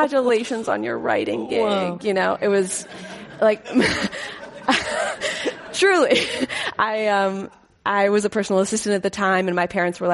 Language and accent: English; Pittsburgh, Pennsylvania, United States; now in Los Angeles, United States; I'm from Pittsburgh originally.